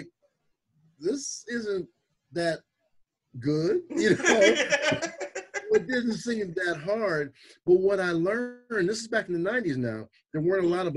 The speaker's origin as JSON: {"language": "English", "town": "Compton", "region": "California", "country": "United States", "tie": "born or raised there", "lives_now": "Long Beach, United States", "said": "I grew up in Compton"}